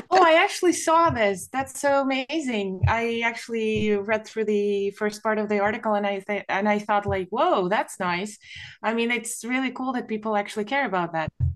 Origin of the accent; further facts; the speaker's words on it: Ukraine; I'm from Ukraine